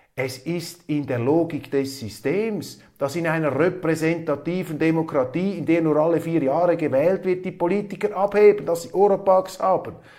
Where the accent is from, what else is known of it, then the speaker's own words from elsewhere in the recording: Switzerland; als Schweizer